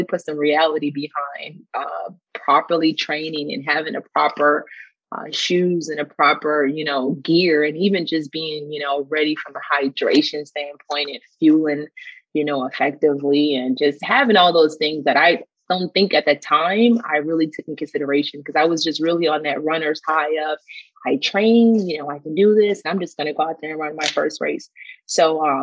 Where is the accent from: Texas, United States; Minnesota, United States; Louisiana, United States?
Louisiana, United States; New Orleans; also born or lived in Dallas-Fort Worth area / Kansas City area; now in Dallas-Fort Worth, United States; I'm originally from New Orleans